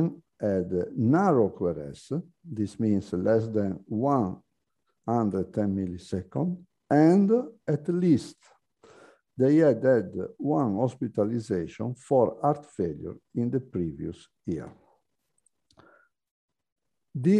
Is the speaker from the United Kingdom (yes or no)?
no; Italy; also born or lived in Lavagna, Italy; I am a cardiologist from Italy.